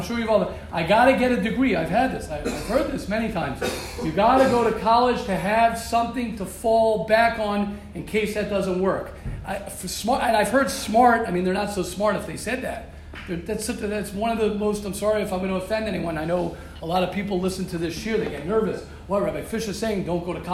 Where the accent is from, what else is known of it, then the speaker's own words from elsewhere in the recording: United States; moved away; I'm American. I will always be American